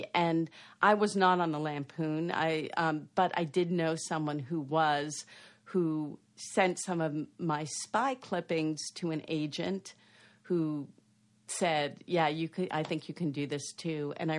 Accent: East Coast, United States; I grew up on the East Coast. I stayed on the East Coast, and I didn't know anyone who worked in Hollywood.

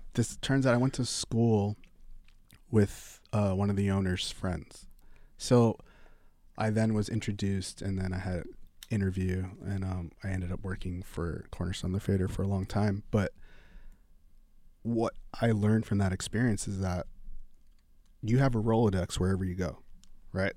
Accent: New York, United States; moved away as an adult; now in Los Angeles, United States; growing up in New York, having been able to go to some clubs, loving clubs, loving music

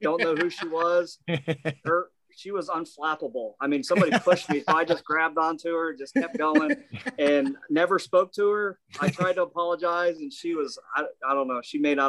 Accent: Indiana, United States; also born or lived in Florida; I was born in Florida, but raised my entire life in Indiana.

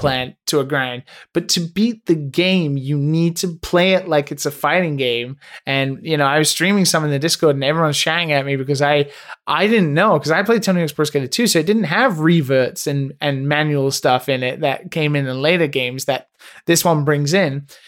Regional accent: Ireland; I'm obviously Catholic 'cause I'm Irish

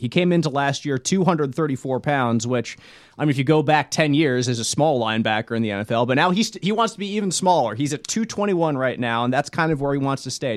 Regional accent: Philadelphia, Pennsylvania, United States; I grew up in Philadelphia area where Brian Dawkins was king

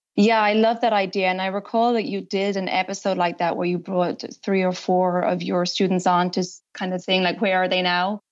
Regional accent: Ireland; moved away as an adult; also born or lived in United States; now in France; I'm originally from Ireland

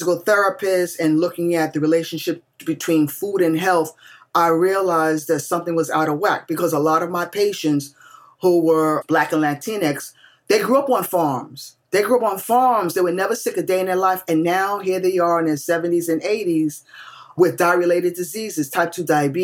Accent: New York City, New York, United States; I grew up in New York City. I grew up in the projects, y'all. Jacob Riis houses, 10th Street Avenue, D, in the Lower East Side.

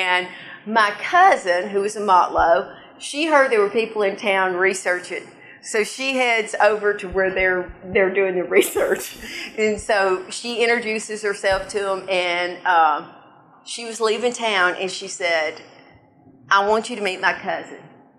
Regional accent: Tennessee, United States; I sound like I'm from Boston, but I'm from Tennessee.

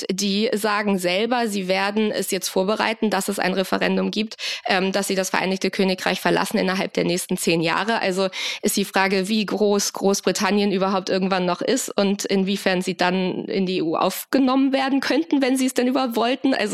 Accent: Hamburg, Germany; now in London, United Kingdom; Also ich komme aus Hamburg und wettertechnisch kann man es sehr gut vergleichen mit London.

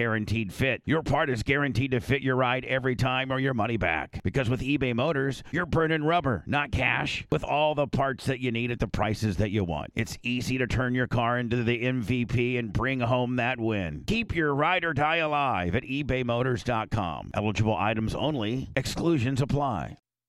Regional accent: Warsaw, Indiana, United States; my hometown is this small little town called Warsaw, Indiana, probably population about, Blitz will probably tell you, about 12, 15,000.

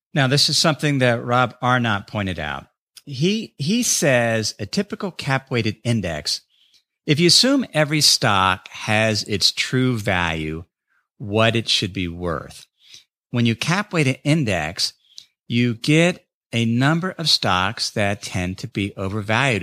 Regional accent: North College Hill, Ohio, United States; moved away; my hometown of North College Hill

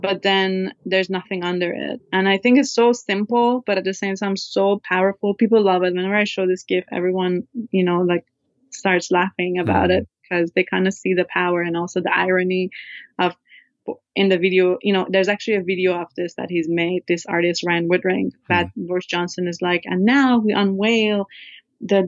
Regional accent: Iran; moved away; my life growing up in Iran

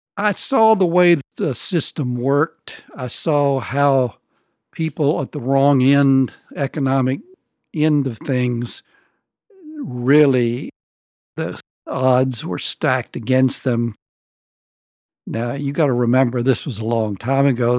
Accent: the American South, United States; moved away as an adult; also born or lived in New Orleans, Louisiana; Southern writers

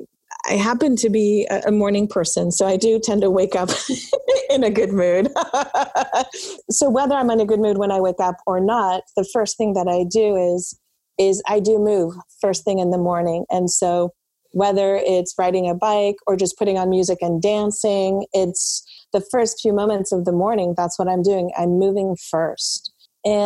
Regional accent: France; moved away; I was actually born and raised in France.

